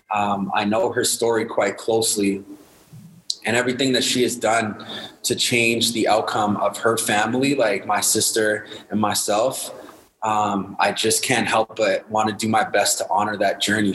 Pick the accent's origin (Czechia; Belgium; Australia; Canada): Canada; Winnipeg, Manitoba; I grew up in Winnipeg, Manitoba, Winterpeg, Manitoba, where the winters are cold, the mosquitoes are huge.